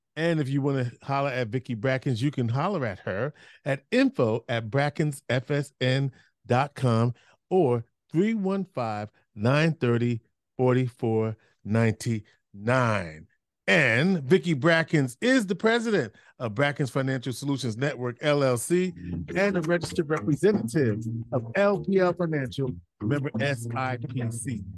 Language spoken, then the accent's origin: English; New York, United States; I grew up in New York